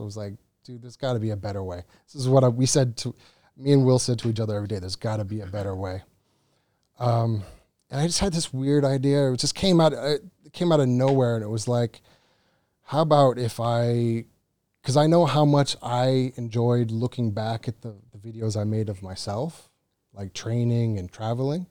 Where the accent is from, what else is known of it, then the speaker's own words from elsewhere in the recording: Cape Cod, Massachusetts, United States; moved away as an adult; now in Phuket, Thailand; from Cape Cod, Massachusetts